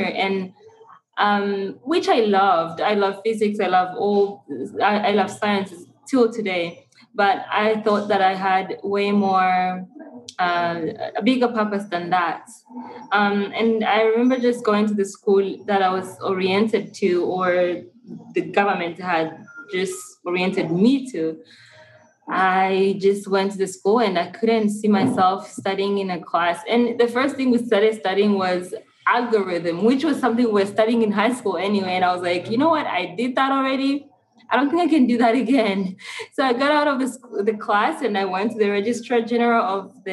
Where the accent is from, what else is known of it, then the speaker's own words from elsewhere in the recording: Kigali, Rwanda; I was born and raised in Rwanda, Kigali